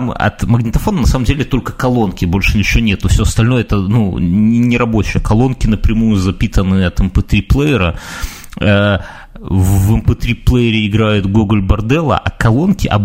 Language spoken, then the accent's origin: Russian; Belarus; ну, так, по крайней мере, мы белорусы рассуждаем, правильно?